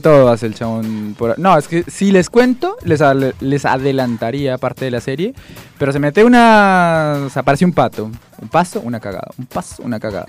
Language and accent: Spanish; Guasca, Cundinamarca, Colombia; now in Argentina; Yo crecí en la Huasca